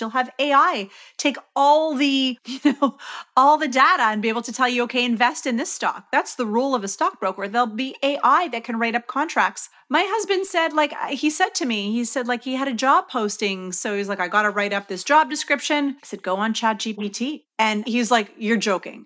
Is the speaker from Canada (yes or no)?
yes; Canada; I'm from Canada